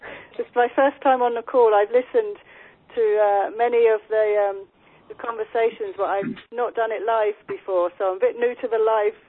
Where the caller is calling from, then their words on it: England, United Kingdom; I'm calling from England.